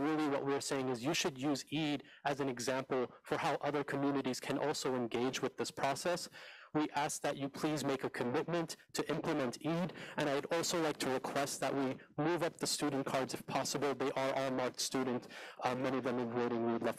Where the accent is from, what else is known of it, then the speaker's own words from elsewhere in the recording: San Francisco, California, United States; I was born and raised and live in San Francisco.